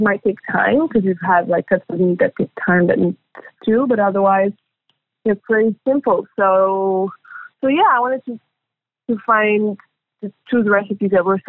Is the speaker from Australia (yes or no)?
no; Belgium; born there; I feel very, very Moroccan, and I was born in Belgium, and it's definitely part of my identity.